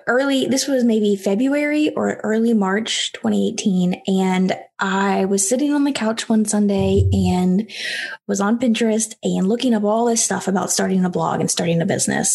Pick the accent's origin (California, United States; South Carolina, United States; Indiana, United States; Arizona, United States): South Carolina, United States; I grew up in South Carolina inside the Bible Belt. And so I always grew up going to church, going to youth group